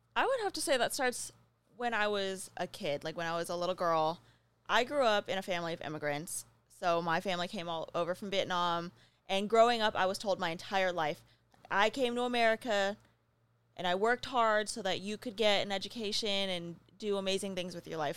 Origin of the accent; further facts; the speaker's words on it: New Mexico, United States; moved away; I grew up in New Mexico.